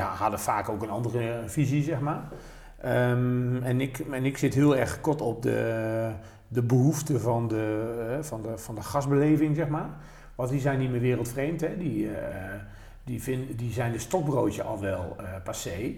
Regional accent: North Brabant, Netherlands; bij ons in Brabant

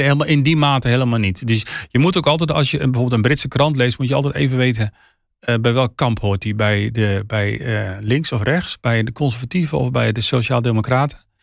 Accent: Netherlands; wij als Nederlanders

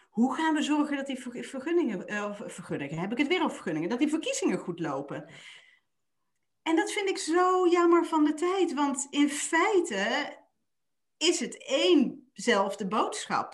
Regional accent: Limburg, Netherlands; ik ben een Limburgse

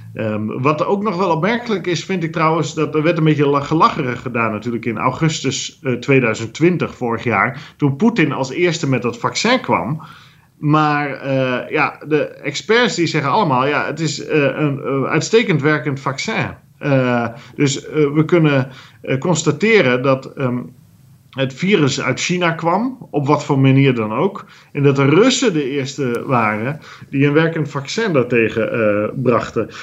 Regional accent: Netherlands; wij geen continentaal land zozeer zijn als wel een land op zee gericht

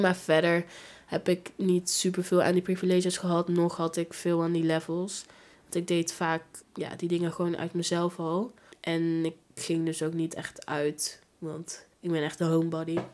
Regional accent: Gilze, North Brabant, Netherlands; also born or lived in Tilburg / Breda; ik ben opgegroeid in Gilze

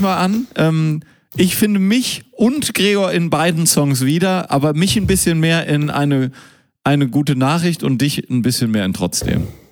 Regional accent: Münster, North Rhine-Westphalia, Germany; moved away; Ich bin ja in Münster geboren

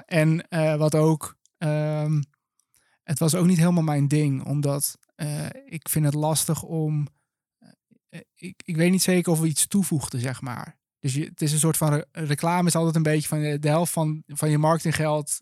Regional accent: Langendijk, North Holland, Netherlands; moved away as an adult; also born or lived in Enschede; now in Utrecht, Netherlands; geboren en getogen in Langendijk. vlak boven Alkmaar.

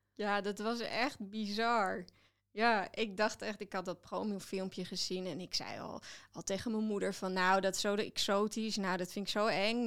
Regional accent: Netherlands; ik ben wel Nederlander

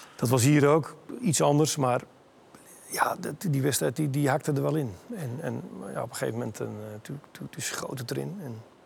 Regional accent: Netherlands; moved away as an adult; also born or lived in Italy; als Nederlandse jongen

